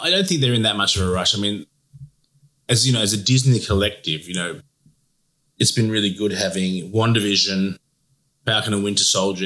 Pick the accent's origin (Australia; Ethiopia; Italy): Australia; we're from Australia